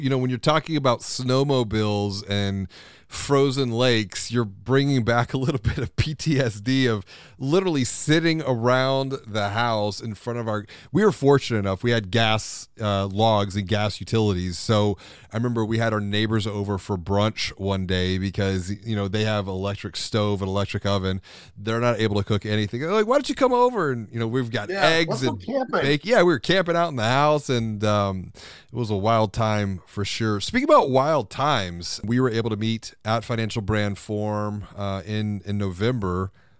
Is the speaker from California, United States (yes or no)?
no; Houston, Texas, United States; growing up on the Third Coast, exactly, in Houston.